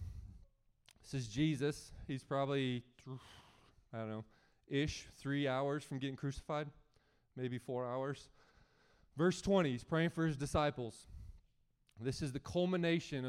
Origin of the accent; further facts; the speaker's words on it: United States; as an American